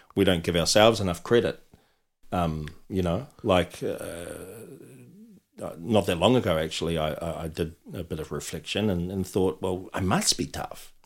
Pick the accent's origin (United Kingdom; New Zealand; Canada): New Zealand; Auckland; I was brought up in South Auckland